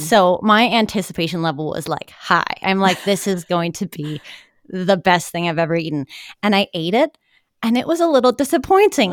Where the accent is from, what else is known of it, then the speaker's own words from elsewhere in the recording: Milwaukee, Wisconsin, United States; also born or lived in Madison, Wisconsin; I am kind of a Wisconsin girl, born and bred. I grew up in the Milwaukee suburbs